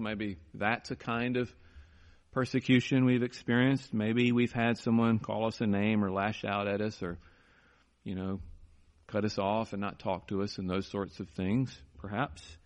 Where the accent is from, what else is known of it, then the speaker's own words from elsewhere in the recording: United States; our problem here in America